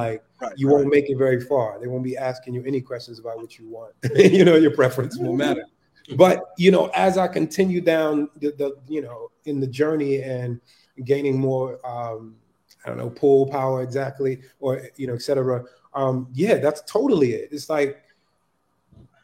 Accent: New York City, New York, United States; also born or lived in North Carolina; growing up in Harlem in the you know, 80s, 90s

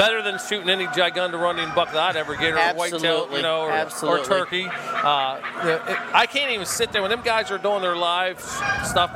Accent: Altoona, Pennsylvania, United States; now in northern New York, United States; Everything ships from where I grew up in Altoona, PA, so I am a Pennsylvania boy

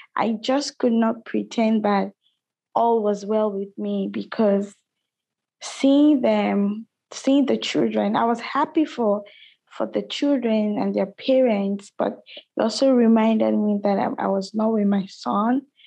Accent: Nigeria; I'm from Nigeria

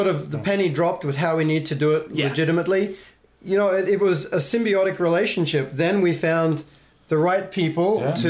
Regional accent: Australia; moved away; I'm Australian.

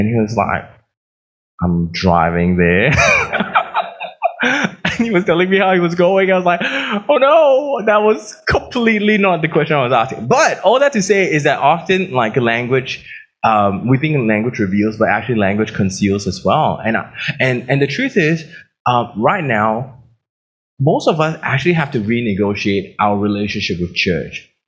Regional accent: Australia; It's like, oh, I'm from Australia.

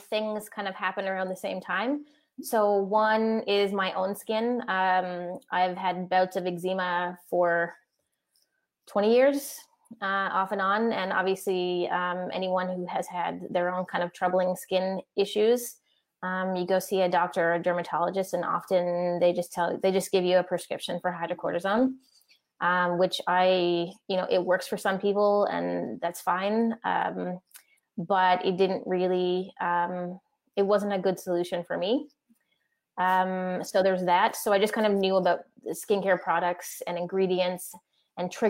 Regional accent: Newfoundland and Labrador, Canada; moved away; I grew up in Newfoundland

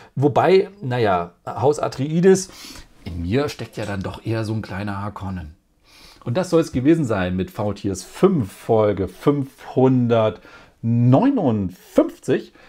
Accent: Germany; bei uns in Deutschland

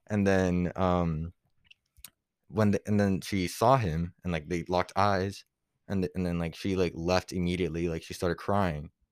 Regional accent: Puerto Rico; moved away; also born or lived in Florida; I grew up in P, like, Puerto Rico

